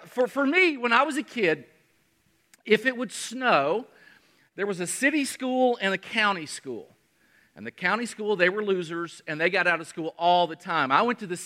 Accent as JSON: {"language": "English", "region": "Kentucky", "country": "United States", "moved": "yes", "lives_now": "South Carolina, United States", "said": "I'm from Kentucky"}